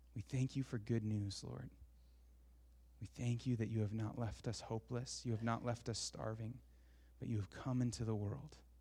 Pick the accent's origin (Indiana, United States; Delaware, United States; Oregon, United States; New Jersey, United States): Oregon, United States; Portland; growing up in Portland, I went to David Douglas